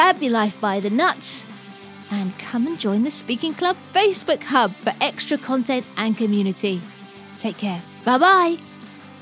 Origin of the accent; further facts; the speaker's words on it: United Kingdom; as a British person